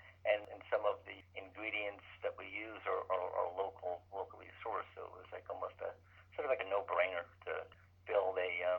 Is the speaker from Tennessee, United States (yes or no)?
no; Jersey City, New Jersey, United States; also born or lived in Eldred, New York; Just outside of New York City in Jersey City. That's where I grew up. I went to school at Rutgers and did a lot of my education and hockey and things like that in New Jersey.